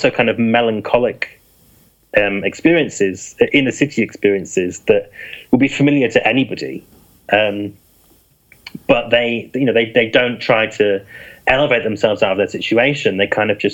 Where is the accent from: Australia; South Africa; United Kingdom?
United Kingdom; Yorkshire and the Humber; moved away; I'm from East Yorkshire originally